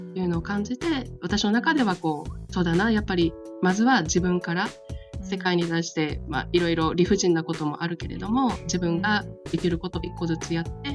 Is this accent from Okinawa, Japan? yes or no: yes; Okinawa, Japan; moved away as an adult; now in Saitama, Japan; それまではずっと沖縄生まれ育ちで、沖縄にいたんですね